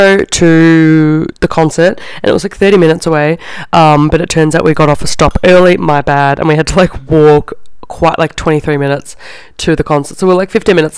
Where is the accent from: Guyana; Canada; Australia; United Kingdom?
Australia; I'm from Australia